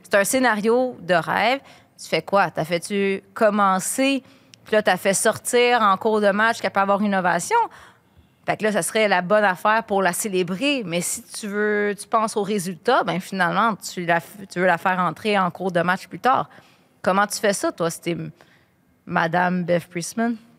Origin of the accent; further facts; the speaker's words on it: Quebec, Canada; en tant que bonne Québécoise qui joue au soccer